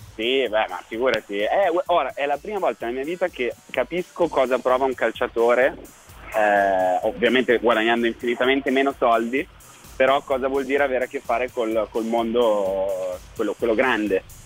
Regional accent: Milan, Lombardy, Italy; moved away as an adult; also born or lived in Rome; Da milanese

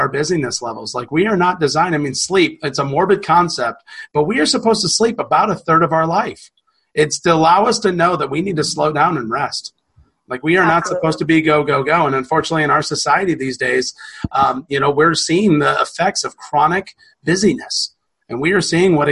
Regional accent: the South, United States; we're from the South.

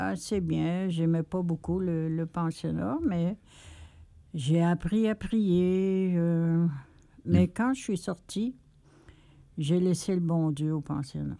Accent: Quebec, Canada

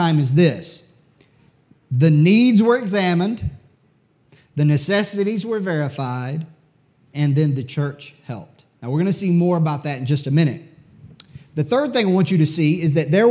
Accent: United States; I'm an American

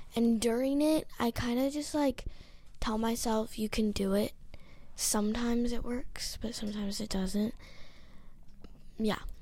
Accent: Hawaii, United States; I'm ten years old. I'm from Hawaii.

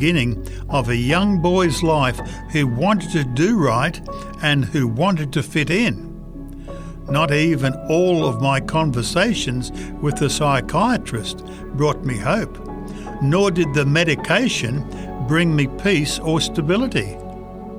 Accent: Chicago, Illinois, United States; Raised in the Chicago area as a youth, I was taught to pray and have worship

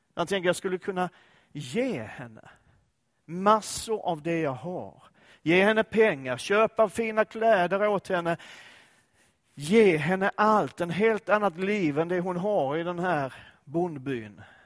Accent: Skåne, Sweden; Jag är ju skåning och Danmark ligger nära

